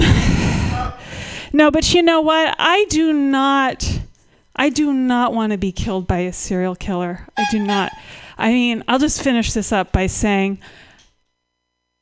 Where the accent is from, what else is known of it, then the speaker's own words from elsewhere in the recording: Berkeley, California, United States; I'm from Berkeley, California